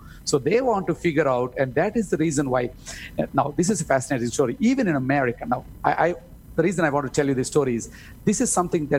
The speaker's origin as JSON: {"language": "English", "country": "India", "also_born_or_lived": "United States", "said": "I am from India"}